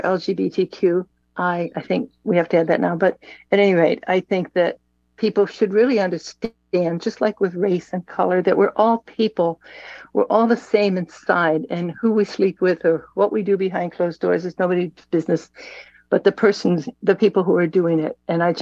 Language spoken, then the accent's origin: English; Chicago, Illinois, United States; now in San Francisco, United States; I live in San Francisco, but I was born and raised in Chicago